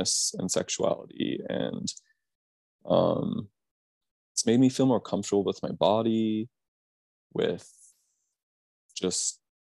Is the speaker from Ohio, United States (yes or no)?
no; Tucson, Arizona, United States; growing up in Tucson, it's weird because it feels like a really accepting place to grow up queer